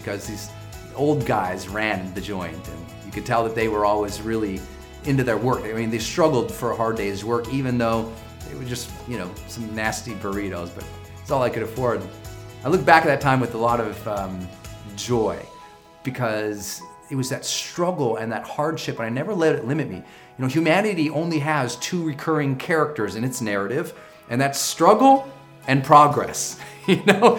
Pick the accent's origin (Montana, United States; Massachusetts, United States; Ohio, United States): Montana, United States; moved away as an adult; also born or lived in San Francisco; I'm from Montana, we use duct tape on everything